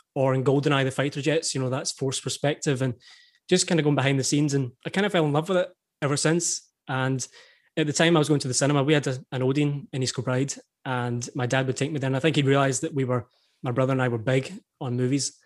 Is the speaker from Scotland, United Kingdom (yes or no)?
yes; East Kilbride, Scotland, United Kingdom; I grew up in East Kilbride, which is a kind of small town, maybe thirty minutes from